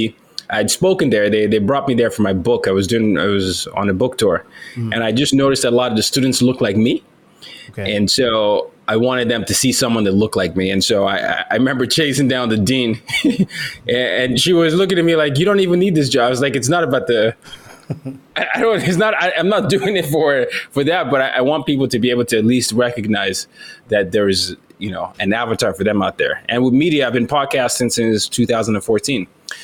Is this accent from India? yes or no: no; Nigeria; now in United States; I was from Nigeria.